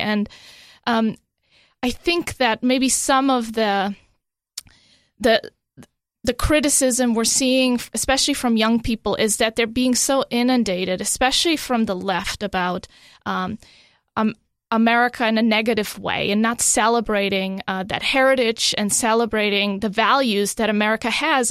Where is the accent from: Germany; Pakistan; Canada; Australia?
Germany; also born or lived in Europe; now in United States; even though I was born in Germany, they didn't have birthright citizenship at the time. So I was born Italian. I didn't speak Italian